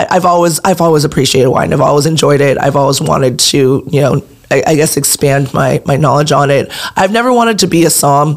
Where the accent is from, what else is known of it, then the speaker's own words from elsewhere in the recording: San Pedro, California, United States; So I actually, when I was 3, I believe we moved to San Pedro